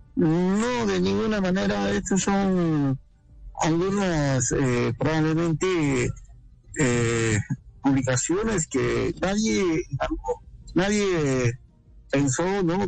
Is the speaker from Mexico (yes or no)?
no; Peru; nuestro país